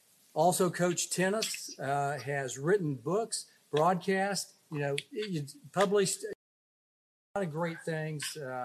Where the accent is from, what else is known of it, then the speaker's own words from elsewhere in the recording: Oklahoma, United States; I'm from Oklahoma, Dr. Fox.